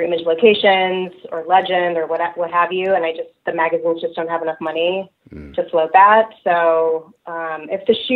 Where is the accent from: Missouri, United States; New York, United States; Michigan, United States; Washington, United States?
Michigan, United States; Birmingham; now in Los Angeles, United States; I'm originally from Birmingham, Michigan, which is part of suburban